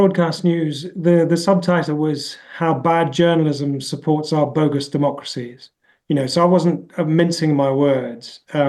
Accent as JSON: {"language": "English", "country": "United Kingdom", "said": "I mean, I'm British."}